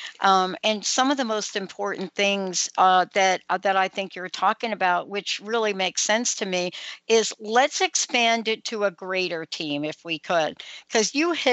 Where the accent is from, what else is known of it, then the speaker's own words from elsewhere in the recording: New York City, New York, United States; I'm a girl from the Bronx. I grew up on cement